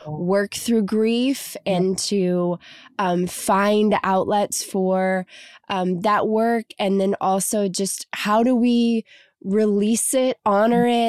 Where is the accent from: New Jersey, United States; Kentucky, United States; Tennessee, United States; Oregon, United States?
Kentucky, United States; now in Los Angeles, United States; I'm from Kentucky originally, so I came out to LA.